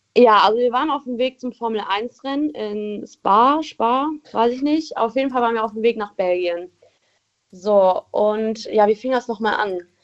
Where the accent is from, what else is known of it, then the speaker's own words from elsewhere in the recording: Rommerskirchen, North Rhine-Westphalia, Germany; ich komme aus Rommerskirchen.